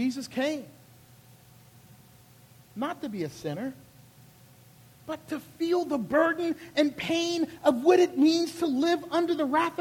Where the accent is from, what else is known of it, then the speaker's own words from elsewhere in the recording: Charleston, South Carolina, United States; I'm a good Southern boy from Charleston, South Carolina